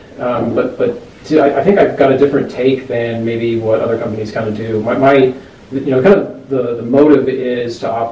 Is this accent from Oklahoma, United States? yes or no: yes; Edmond, Oklahoma, United States; moved away as an adult; also born or lived in Colorado; born and raised in Edmond, Oklahoma.